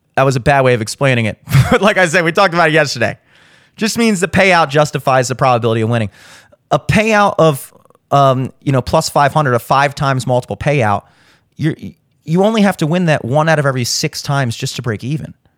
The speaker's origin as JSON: {"language": "English", "country": "United States", "said": "as an American"}